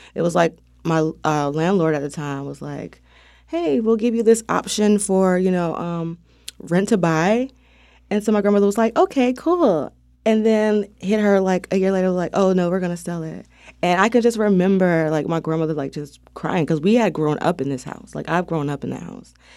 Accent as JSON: {"language": "English", "town": "Wilmington", "region": "North Carolina", "country": "United States", "tie": "born or raised there", "said": "I grew up on Sixth and Harnett."}